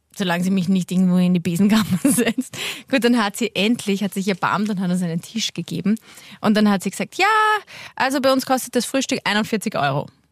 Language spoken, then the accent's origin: German; Waldviertel, Lower Austria, Austria; Ich bin aus dem Waldviertel